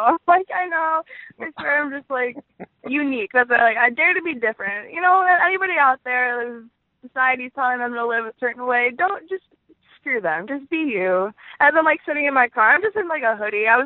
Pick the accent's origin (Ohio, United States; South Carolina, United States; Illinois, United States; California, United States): Illinois, United States; Chicago; accent: Chicago; my Chicago accent is coming through when I say odd. just bear with me. I have a little bit of an accent